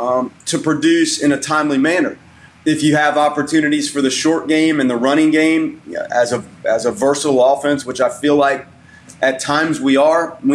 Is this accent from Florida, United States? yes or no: yes; Tallahassee, Florida, United States; moved away as an adult; also born or lived in Macon; I lived in Tallahassee for basically my whole life